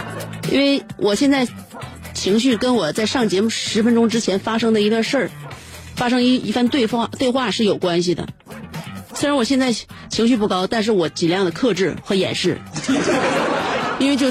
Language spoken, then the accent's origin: Chinese; northern China, China; 就是说，作为北方人呢，你看啊，北方人长得是不开阔，高鼻大梁的